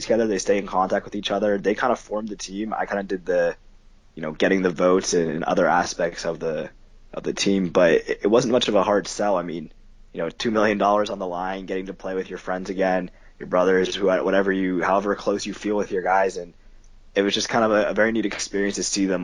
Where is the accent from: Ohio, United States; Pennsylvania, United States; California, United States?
Pennsylvania, United States; Pittsburgh; also born or lived in Philadelphia; grew up in Pittsburgh